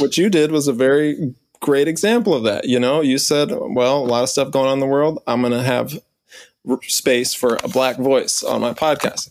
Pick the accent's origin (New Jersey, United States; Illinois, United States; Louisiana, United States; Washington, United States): Louisiana, United States; New Orleans; I'm from New Orleans. We got voodoo